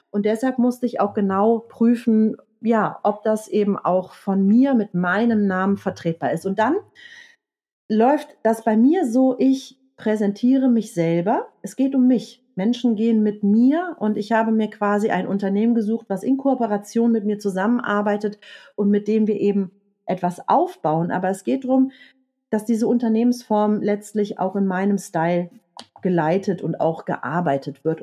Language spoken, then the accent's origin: German; Rhineland, Germany; Ich bin Rheinländerin, mein Herz liegt auf der Zunge. Ich habe es dann in Franken Gott sei Dank nicht ausgesprochen.